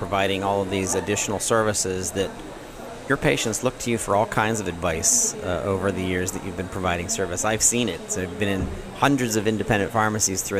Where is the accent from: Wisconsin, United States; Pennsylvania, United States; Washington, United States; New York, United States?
Pennsylvania, United States; Zelienople; I'm from Zillionople and went to Seneca Valley